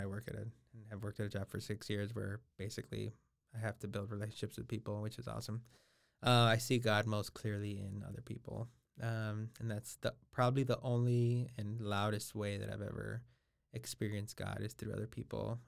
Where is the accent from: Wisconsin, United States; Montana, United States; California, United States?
California, United States; Los Angeles; I'm originally from Los Angeles, California. So I was born ten minutes east of downtown Los Angeles. And so I'm born and raised there.